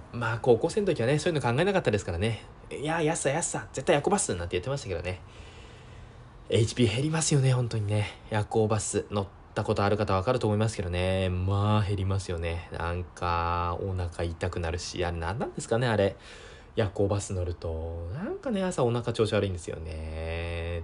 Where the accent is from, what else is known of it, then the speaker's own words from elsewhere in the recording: Sendai, Miyagi, Japan; えー、出身は宮城県です。えー、生まれも宮城県、えー、育ちも宮城県、えー、今も宮城県、えー、ずっと宮城県です。